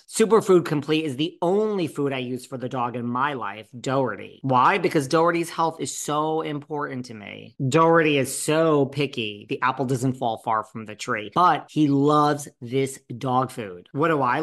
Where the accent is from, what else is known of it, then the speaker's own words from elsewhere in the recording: New York City, New York, United States; I'm a New Yorker